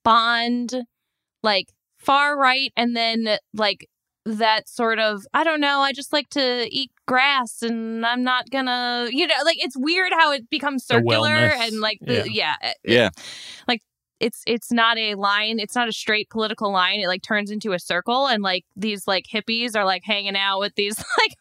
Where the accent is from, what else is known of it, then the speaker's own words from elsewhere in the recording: New York, United States; but it's just so weird to me as a New Yorker for us to, like, have gone through all of this with Cuomo